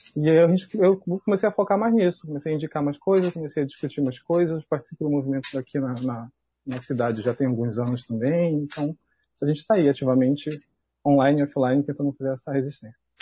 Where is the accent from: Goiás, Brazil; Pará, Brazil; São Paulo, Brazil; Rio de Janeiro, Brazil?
Pará, Brazil; Belém; eu sou de Belém, né, sou do, do eixo sul-sudeste